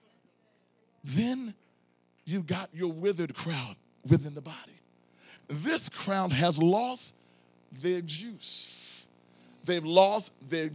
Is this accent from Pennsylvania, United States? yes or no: yes; Philadelphia, Pennsylvania, United States; I'm from South Philly